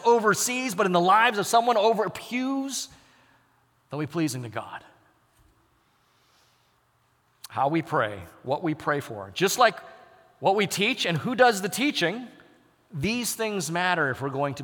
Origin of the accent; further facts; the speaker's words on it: United States; I'm embedded in a cultural context as an American